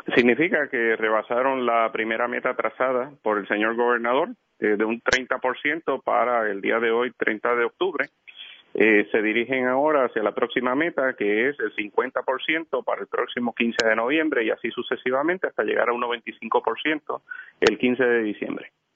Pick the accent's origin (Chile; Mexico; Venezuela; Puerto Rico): Puerto Rico; Utuado; now in Bayamón, Puerto Rico; yo crecí en Utuado, ¿verdad? Vivo en Bayamón